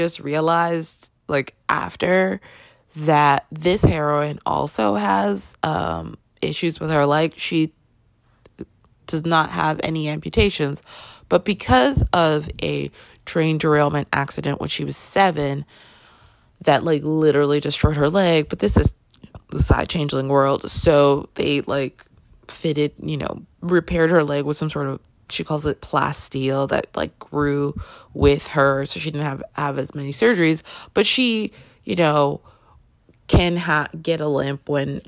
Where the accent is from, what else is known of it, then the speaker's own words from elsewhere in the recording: Canada; I grew up in Canada